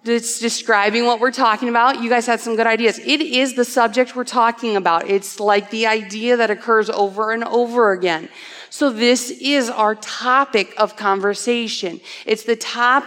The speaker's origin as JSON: {"language": "English", "town": "Cedar Falls", "region": "Iowa", "country": "United States", "tie": "born or raised there", "also_born_or_lived": "Ankeny, Iowa / Dysart, Iowa", "said": "I grew up in Cedar Falls, Iowa"}